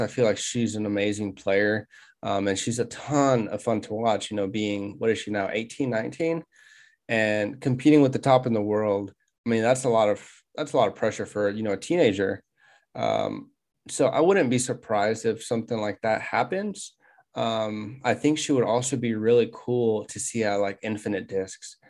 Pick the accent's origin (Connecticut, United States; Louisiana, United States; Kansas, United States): Kansas, United States; Wichita; we're from Wichita, Kansas.